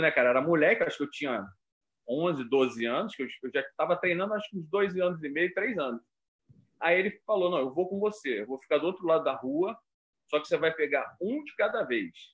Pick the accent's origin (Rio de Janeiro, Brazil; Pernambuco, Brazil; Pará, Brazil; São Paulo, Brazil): Rio de Janeiro, Brazil; eu sou nascido e criado em Copacabana.